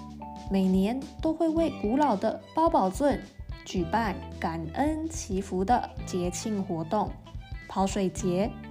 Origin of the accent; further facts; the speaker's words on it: Ershui, Changhua County, Taiwan; Hello，大家好， … 我来自台湾中部的一个非常非常小的乡镇。有多小呢？我的故乡是全县人口最少的地方，老人很多，年轻人很少。